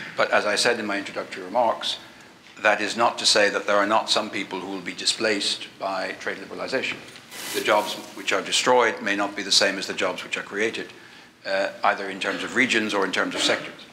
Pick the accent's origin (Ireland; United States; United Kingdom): Ireland; being Irish